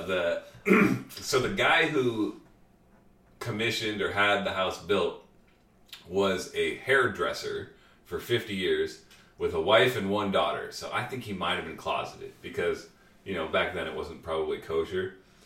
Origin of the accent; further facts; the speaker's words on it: Des Moines River Valley, Iowa, United States; moved away as an adult; now in Pittsburgh, United States; I grew up in the Des Moines River Valley